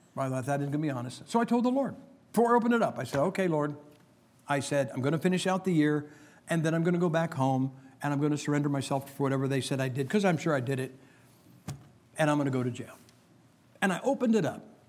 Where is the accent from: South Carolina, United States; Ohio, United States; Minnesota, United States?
Ohio, United States; Massillon; my hometown of Massillon, Ohio